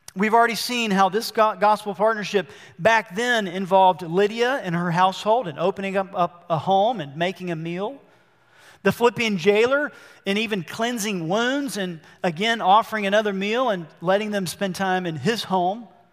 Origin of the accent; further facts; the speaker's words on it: Albany, Georgia, United States; I was born in Albany, Georgia.